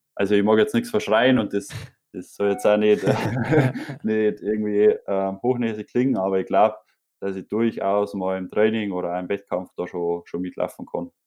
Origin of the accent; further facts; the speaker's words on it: Bavaria, Germany; bei uns in Bayern